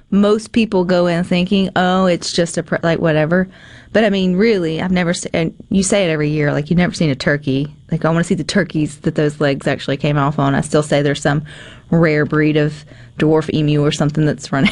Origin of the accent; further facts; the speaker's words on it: the South, United States; I'm from the South